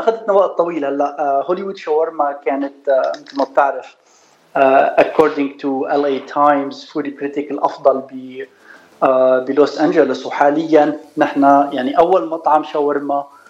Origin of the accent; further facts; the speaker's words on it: Suwayda, As-Suwayda Governorate, Syria; moved away as an adult; also born or lived in United States; now in Los Angeles, United States; أنا من السويدة، من سوريا